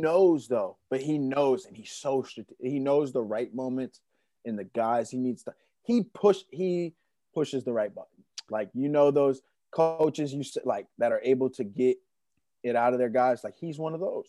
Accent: Attleboro, Massachusetts, United States; also born or lived in Omaha; I grew up in the suburbs. I grew up in Attleboro, Mass

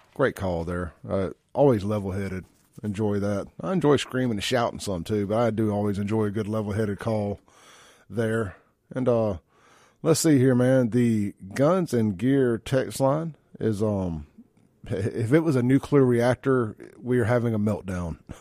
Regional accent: Jackson, Mississippi, United States; I'm from South Jackson. We ain't really had no trailers in South Jackson. Our rival was Pearl

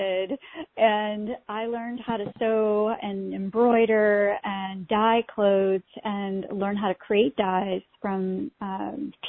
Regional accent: Pakistan; now in United States; I was born in Pakistan

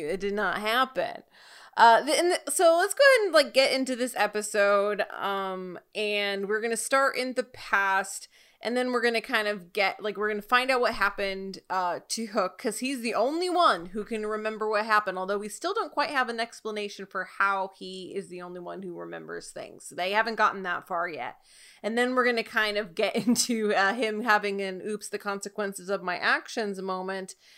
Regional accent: California, United States; now in East Coast, United States; I'm from California, but, like, I live on the East Coast now

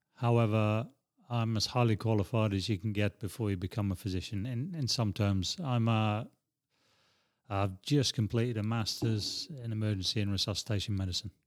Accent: Edinburgh, Scotland, United Kingdom; now in Prague, Czech Republic; I grew up in West Hales

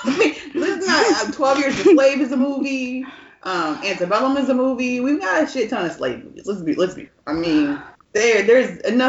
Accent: Northeast, United States; moved away; also born or lived in Texas; being from the Northeast, where I feel like we easily get used to the thought of, we grew up in the North in a free state.

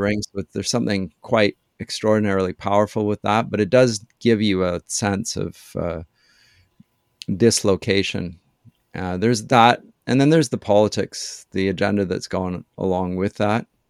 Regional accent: London, Ontario, Canada; moved away as an adult; also born or lived in Germany / Durham, England; I was born in London, Ontario.

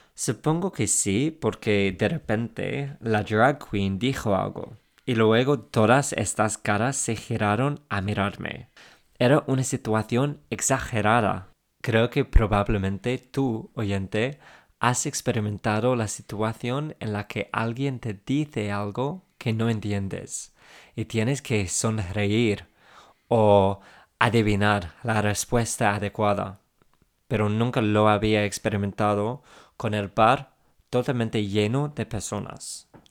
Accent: England, United Kingdom; Spanish is a second language; now in Spain; soy inglés

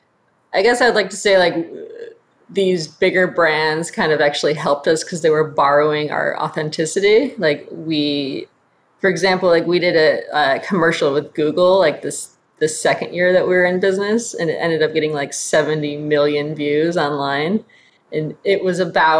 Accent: Flint, Michigan, United States; moved away; I grew up in Flint, Michigan

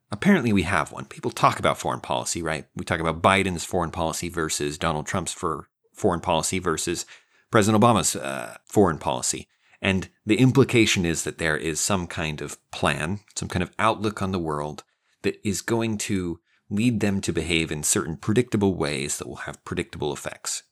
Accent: Idaho, United States; now in Texas, United States; I live in Texas. I'm from Idaho.

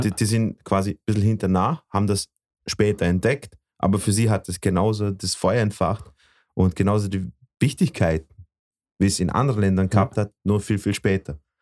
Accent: Bosnia & Herzegovina; also born or lived in Vorarlberg; now in Austria; aus meinem Heimatland

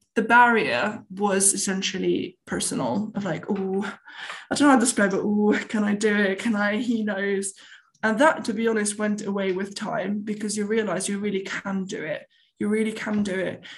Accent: Tunisia; born or raised there; moved away

